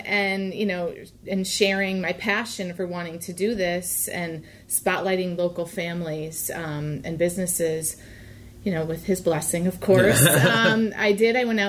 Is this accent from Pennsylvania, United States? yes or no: yes; Scranton, Pennsylvania, United States; moved away as an adult; now in Spring Ford area, United States; So I grew up in Scranton, which is about 2 hours from here, up north, past the Poconos. And I moved here 16 years ago.